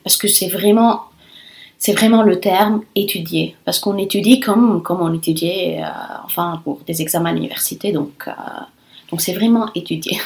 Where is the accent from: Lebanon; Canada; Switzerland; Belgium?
Lebanon; first language Italian and Arabic; French is a second language; moved away as an adult; also born or lived in Rome, Italy; now in France; Et je suis libanaise et je suis arrivée en France il y a à peu près un an et demi